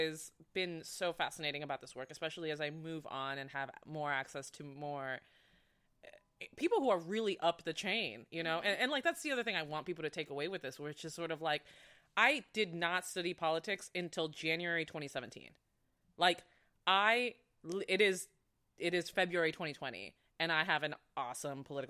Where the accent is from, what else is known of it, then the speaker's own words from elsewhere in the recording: Florida, United States; moved away; I'm from Florida, so I understand a lot of conservative viewpoints